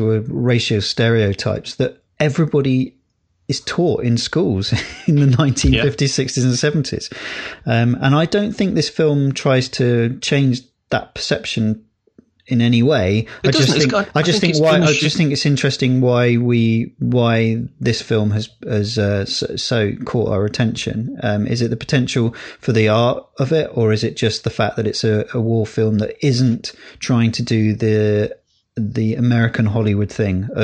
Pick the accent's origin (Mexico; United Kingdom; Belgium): United Kingdom; England; we were taught about world history as English kids